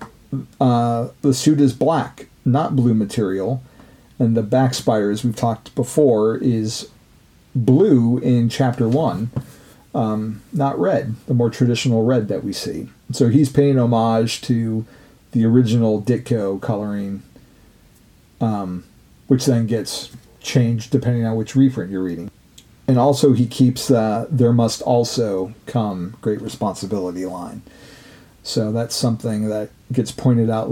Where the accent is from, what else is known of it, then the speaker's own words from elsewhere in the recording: West Coast, United States; growing up on the West Coast